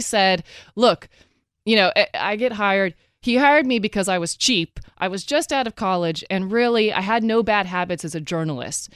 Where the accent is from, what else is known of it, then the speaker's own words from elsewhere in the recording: Oregon, United States; moved away; also born or lived in Texas; I'm originally from the West Coast.